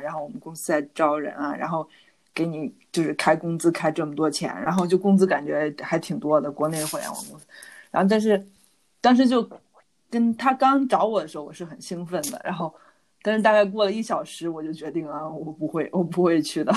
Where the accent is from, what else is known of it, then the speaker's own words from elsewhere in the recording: China; moved away as an adult; now in Netherlands; 我是中国人